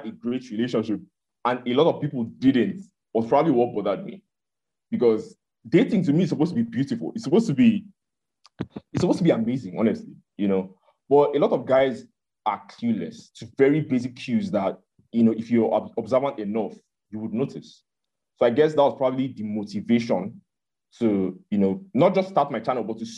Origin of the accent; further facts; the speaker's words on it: Enugu State, Nigeria; now in Abuja, Nigeria; I am a Nigerian from Enugu State. I live in Abuja, capital of Nigeria.